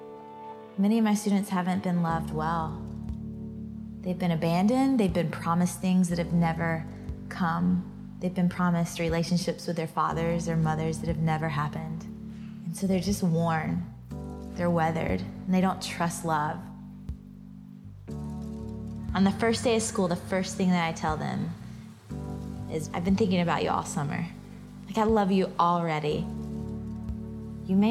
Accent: Georgia, United States; born or raised there

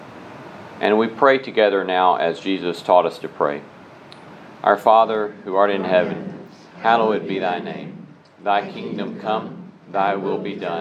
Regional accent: Alabama, United States; I was raised in Alabama Churches of Christ

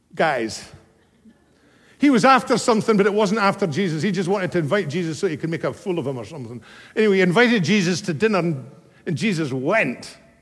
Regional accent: Scotland, United Kingdom; moved away; my hometown back in Scotland many years ago

